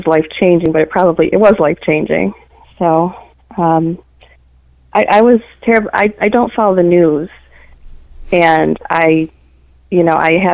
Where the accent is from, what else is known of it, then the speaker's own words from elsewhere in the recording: Midwest, United States; also born or lived in Detroit, Michigan; I'm a Midwesterner